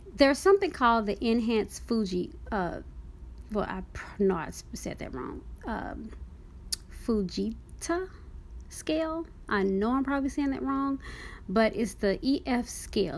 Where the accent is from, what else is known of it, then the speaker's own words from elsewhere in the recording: Dallas, Texas, United States; moved away; also born or lived in Oklahoma; I grew up in Texas, But I didn't really, I mean, you know, I was in Dallas.